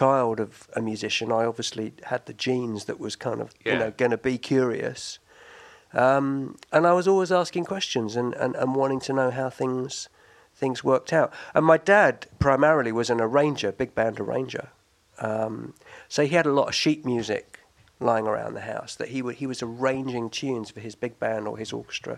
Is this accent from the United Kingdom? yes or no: yes; London, United Kingdom; Southwest London. I grew up in Barnes